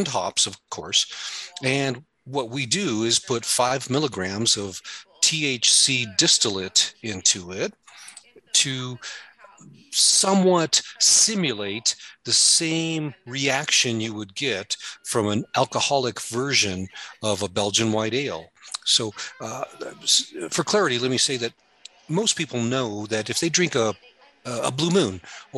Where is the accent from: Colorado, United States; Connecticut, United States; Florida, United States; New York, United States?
Colorado, United States; when I was young, growing up in Colorado